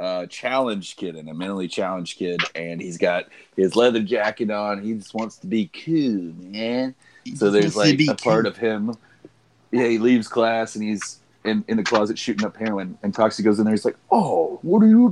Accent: Wichita Falls, Texas, United States; That's where I was born.

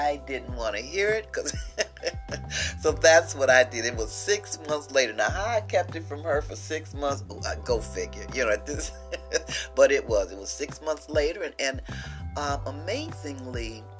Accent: Missouri, United States; I'm from the state of Missouri. I'm from the Show Me State.

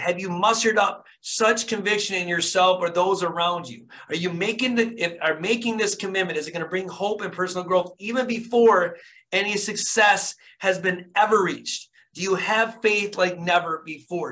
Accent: Flint, Michigan, United States; born and raised in Flint, Michigan.

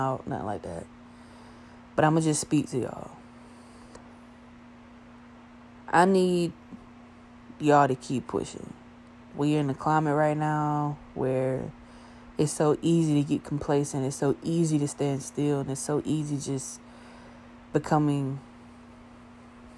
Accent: the South, United States; I was born and raised in the South, bro. Born and raised in the South

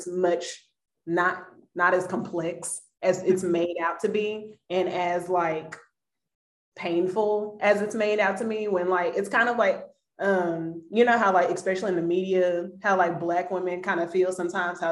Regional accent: Dallas, Texas, United States; I'm from Dallas

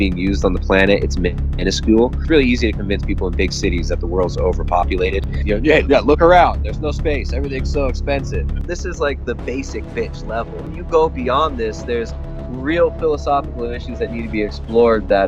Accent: California, United States; moved away as an adult; now in Ecuador; I grew up in California, in the suburbs

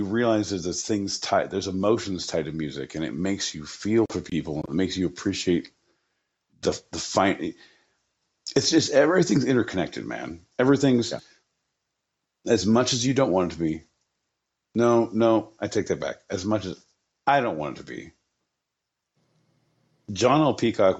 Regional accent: New Jersey, United States; We're from Jersey, baby. We're from Jersey.

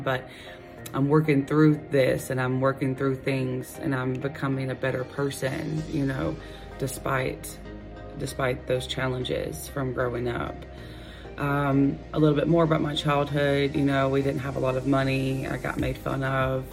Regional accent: Gainesville, Georgia, United States; I was born in 1988 in Gainesville, Georgia, about an hour north of Atlanta.

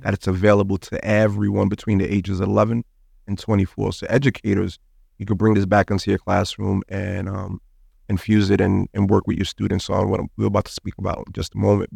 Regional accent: New York City, New York, United States; moved away as an adult; now in Miami, United States; I was born and raised in Brooklyn, New York

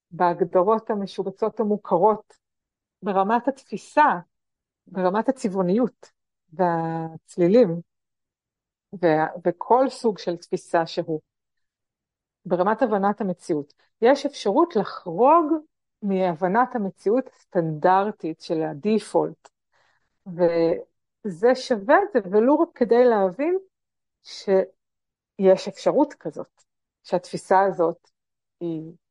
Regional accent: Tel Aviv, Tel Aviv District, Israel; נכון, אני גדלתי במשפחה תל אביבית חילונית.

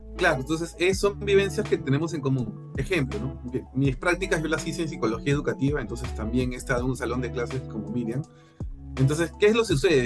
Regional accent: Peru; yo tengo como peruano

